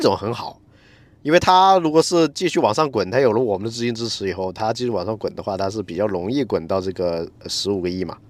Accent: Jiangxi, China; now in Shanghai, China; 虽然我是一个江西人

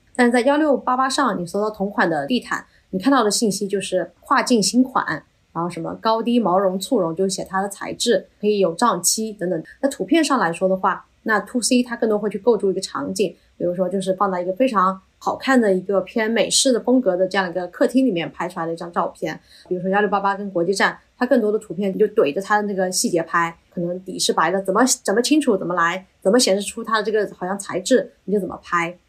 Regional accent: Yiwu, Zhejiang, China; 在我们义乌这边做电商的一些创业者

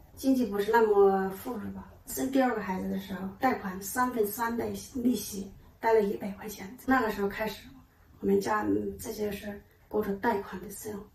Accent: Hong'an, Hubei, China; moved away as an adult; now in Beijing, China; 农村呢，现在在县城，现在住在北京呢。红安还是有个家了，嗯，北京市里面的家。

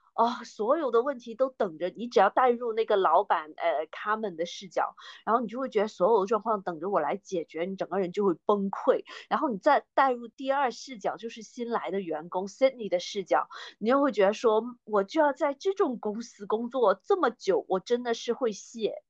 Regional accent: China; 我们中国人过年，就是妈妈做的菜

